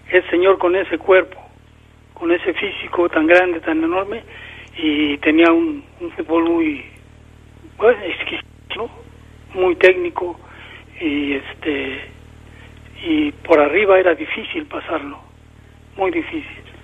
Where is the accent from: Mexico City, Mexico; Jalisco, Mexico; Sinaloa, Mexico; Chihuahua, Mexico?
Mexico City, Mexico; De México, del Distrito Federal.